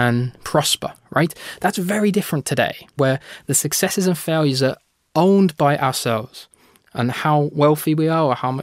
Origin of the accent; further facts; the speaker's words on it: United Kingdom; my home country, the United Kingdom